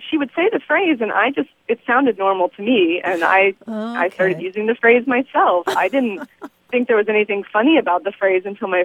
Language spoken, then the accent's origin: English; Texas, United States; moved away as an adult; also born or lived in Houston, Texas / Austin, Texas; now in San Diego, United States; so I'm actually from Texas. I lived in Houston and Austin most of my life